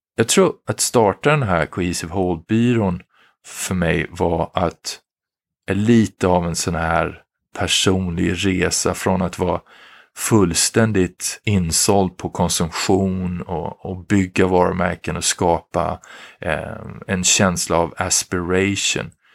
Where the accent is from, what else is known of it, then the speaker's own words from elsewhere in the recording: Sweden; moved away as an adult; now in Philadelphia, United States; vi i Sverige, vi svenskar